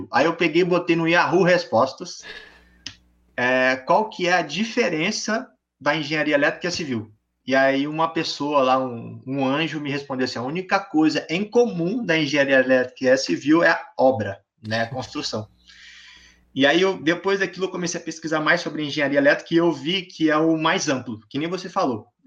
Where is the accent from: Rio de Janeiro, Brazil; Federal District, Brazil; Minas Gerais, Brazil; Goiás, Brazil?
Federal District, Brazil; Brasília; born there; Nasci em Brasília, mas fui criado pelo Brasil